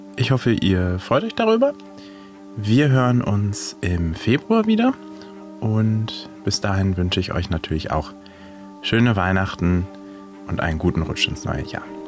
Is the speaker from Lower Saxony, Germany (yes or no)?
yes; Hanover, Lower Saxony, Germany; accent: Hochdeutsch; now in Frankfurt, Germany; Ich komme ursprünglich aus Hannover, deswegen spreche ich auch ein wunderschönes Hochdeutsch